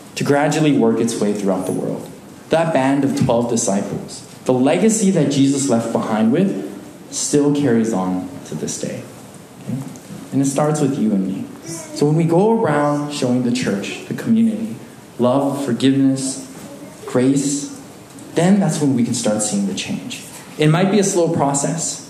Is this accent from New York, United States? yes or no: no; Alaska, United States; moved away; Growing up in Alaska, a small community